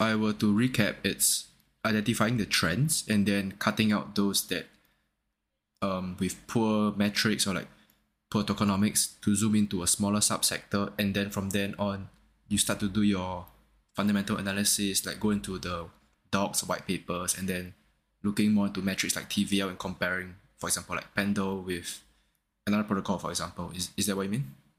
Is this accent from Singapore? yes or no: yes; Singapore; I'm from Singapore